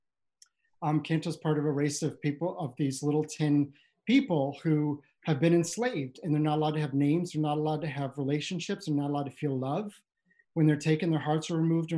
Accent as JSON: {"language": "English", "region": "Ohio", "country": "United States", "tie": "born or raised there", "said": "this is my hometown library in Ohio"}